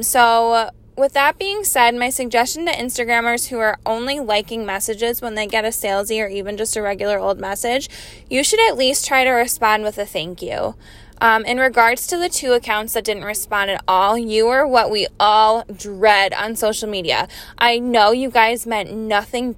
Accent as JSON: {"language": "English", "area": "Capital Region", "region": "New York", "country": "United States", "tie": "born or raised there", "said": "I grew up here in the Capital Region and I still reside here in Malta."}